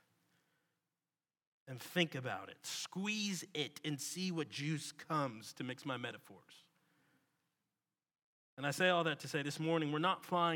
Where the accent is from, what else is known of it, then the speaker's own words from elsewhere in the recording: Washington, District of Columbia, United States; moved away as an adult; now in Birmingham, United States; Washington, D.C. It's my hometown, where I was before Birmingham.